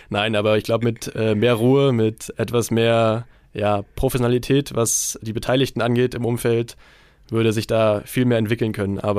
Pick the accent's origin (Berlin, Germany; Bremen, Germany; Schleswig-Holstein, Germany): Berlin, Germany; Also als Berliner